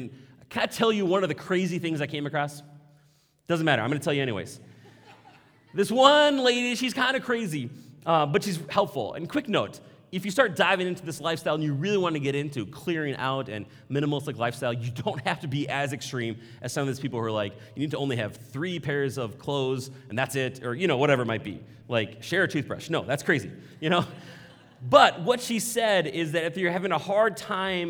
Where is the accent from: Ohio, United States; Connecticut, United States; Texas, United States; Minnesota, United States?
Minnesota, United States; Maple Grove; I was raised here in Maple Grove, middle class.